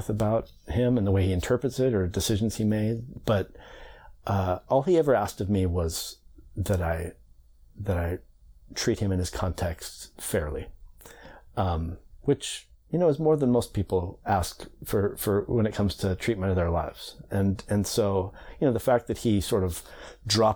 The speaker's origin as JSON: {"language": "English", "town": "Bainbridge Island", "region": "Washington", "country": "United States", "tie": "born or raised there", "said": "I grew up on Bainbridge Island mostly in Puget Sound"}